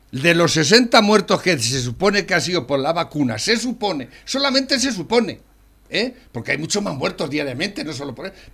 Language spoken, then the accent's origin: Spanish; Spain; yo, eh, soy español y vivo aquí